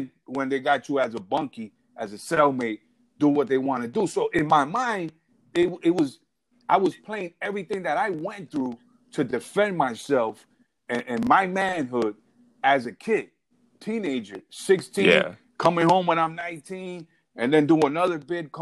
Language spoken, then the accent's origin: English; New York City, New York, United States; also born or lived in Puerto Rico / Arizona; I was born in New York City, Bellevue Hospital, and I was raised in Brooklyn.